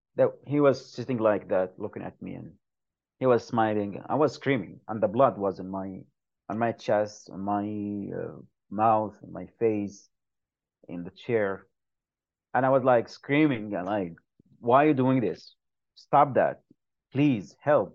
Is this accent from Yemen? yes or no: yes; Yemen; moved away; I am from Yemen